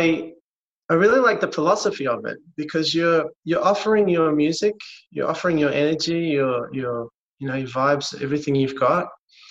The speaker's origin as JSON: {"language": "English", "town": "Melbourne", "region": "Victoria", "country": "Australia", "tie": "born or raised there", "said": "I was born in Melbourne."}